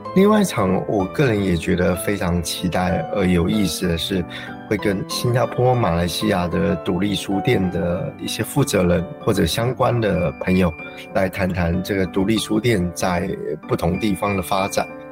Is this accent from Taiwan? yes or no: yes; Taiwan; 我自己在成长的时候，也就是台湾的社会状况最稳定的一段期间